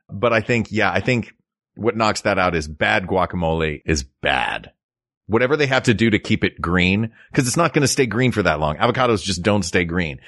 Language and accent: English; United States; we're American